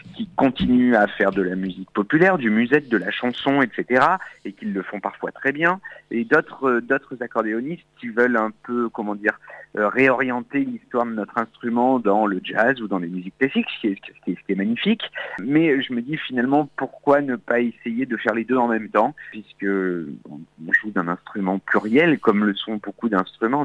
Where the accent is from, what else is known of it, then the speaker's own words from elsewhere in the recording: Auvergne-Rhône-Alpes, France; also born or lived in Châteauroux; now in Paris, France; Je suis né en Auvergne, mais j'ai habité 5 ans à Châteauroux